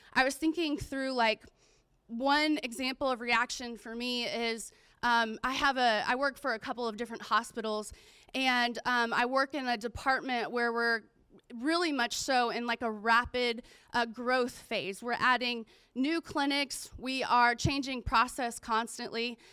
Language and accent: English; Pensacola, Florida, United States; I grew up in Pensacola, Florida